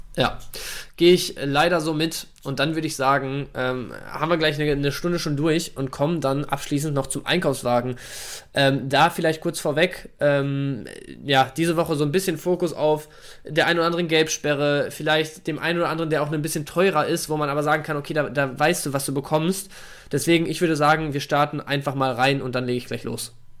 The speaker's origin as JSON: {"language": "German", "town": "Bielefeld", "region": "North Rhine-Westphalia", "country": "Germany", "said": "ich bin bezüglich Bielefeld als Bielefelder natürlich ein bisschen befangen"}